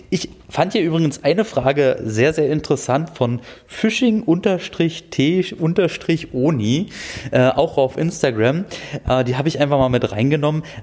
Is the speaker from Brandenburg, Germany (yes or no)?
yes; Brandenburg, Germany; also ich komme ja aus dem Dreieck Havelland ursprünglich, mhm. da mündet die Havel in die Elbe, das heißt, ich habe beide Gewässer zum Befischen